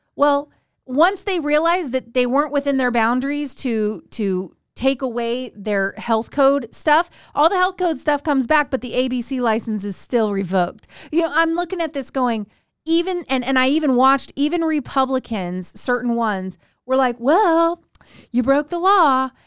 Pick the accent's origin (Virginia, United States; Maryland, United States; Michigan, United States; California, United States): California, United States; rural Northern; being from rural, like, Northern California, where it's all farmland